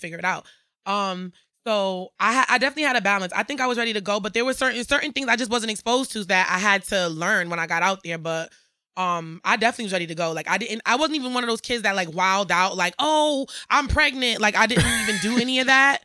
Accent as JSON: {"language": "English", "town": "Bridgeport", "region": "Connecticut", "country": "United States", "tie": "born or raised there", "said": "I'm from Bridgeport, Connecticut, born and raised."}